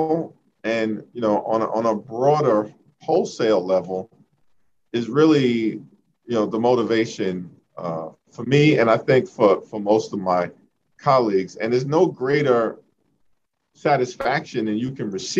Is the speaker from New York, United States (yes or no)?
yes; New York City, New York, United States; growing up in Central Brooklyn, in the midst of the crack cocaine epidemic